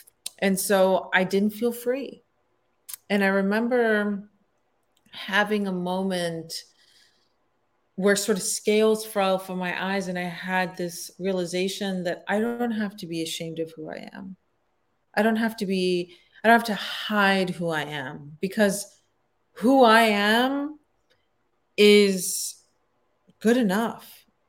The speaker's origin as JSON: {"language": "English", "country": "Pakistan", "tie": "born there", "said": "So I was born in Pakistan, but my parents are both from Afghanistan."}